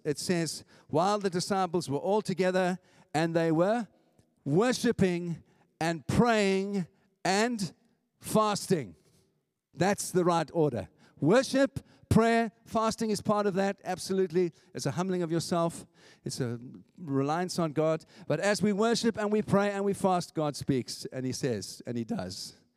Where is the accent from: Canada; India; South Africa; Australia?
South Africa; moved away as an adult; now in St Albans, United Kingdom; I'm an immigrant. I came from South Africa